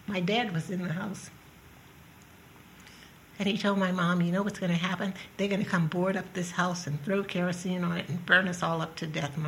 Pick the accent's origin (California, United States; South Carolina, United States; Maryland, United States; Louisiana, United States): Louisiana, United States; New Orleans; I grew up in the South in New Orleans under strict segregation, one of eight children. My dad worked in a factory and my mom was a housekeeper